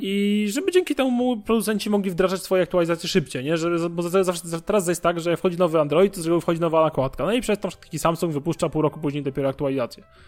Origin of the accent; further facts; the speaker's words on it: Warsaw, Masovian Voivodeship, Poland; ja mieszkam w Warszawie od urodzenia